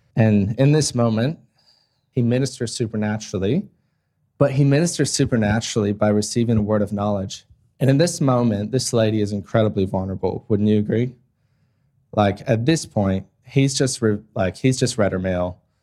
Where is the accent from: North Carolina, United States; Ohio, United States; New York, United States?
Ohio, United States; moved away as an adult; now in Australia; my hometown in Ohio